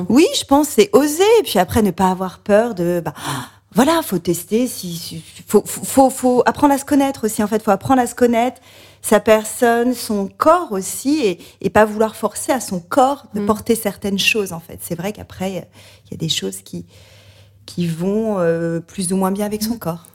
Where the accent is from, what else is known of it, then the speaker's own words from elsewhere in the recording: Beaujolais, near Lyon, Auvergne-Rhône-Alpes, France; J'ai grandi dans le Beaujolais, à la campagne près de Lyon